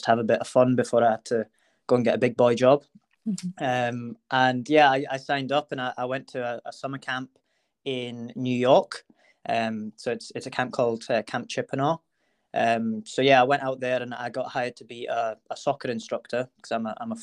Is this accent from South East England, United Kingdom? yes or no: no; Edinburgh, Scotland, United Kingdom; I'm from Edinburgh, in Scotland